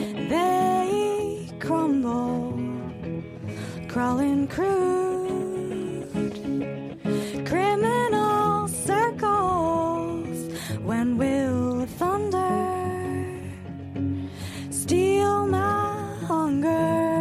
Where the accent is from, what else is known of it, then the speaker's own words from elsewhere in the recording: United States; growing up in the United States, race was always projected as a black or white issue